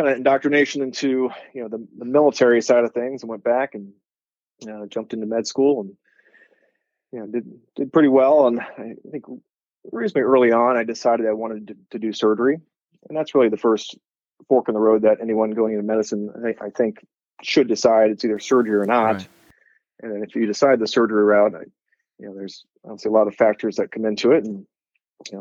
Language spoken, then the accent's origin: English; Columbus, Ohio, United States; moved away as an adult; also born or lived in Pacific Northwest; growing up in Columbus, going to undergrad in Ohio, going to med school in Ohio